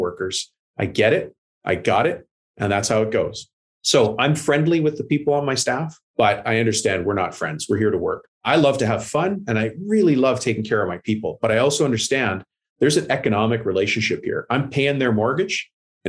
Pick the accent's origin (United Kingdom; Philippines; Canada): Canada; I'm Canadian